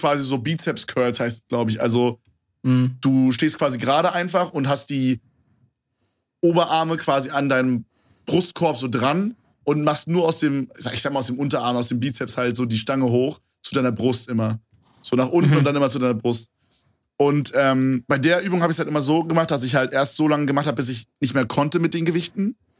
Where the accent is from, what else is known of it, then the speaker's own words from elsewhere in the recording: Berlin, Germany; bei uns in Berlin